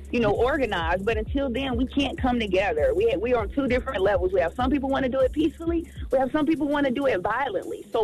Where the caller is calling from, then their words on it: Georgia, United States; This is …. I'm calling from Georgia.